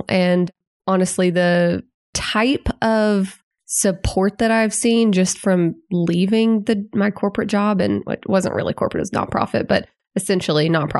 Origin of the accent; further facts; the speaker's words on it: Little Rock, Arkansas, United States; now in Northwest Arkansas, United States; Little Rock.